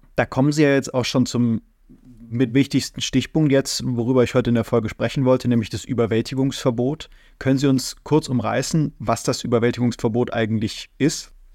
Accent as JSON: {"language": "German", "country": "Germany", "said": "wir in Deutschland"}